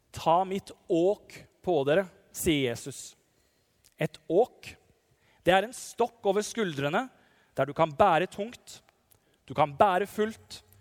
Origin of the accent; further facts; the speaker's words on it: Nissedal, Telemark, Norway; fra Nissedal, der jeg kommer fra, heimbygda mi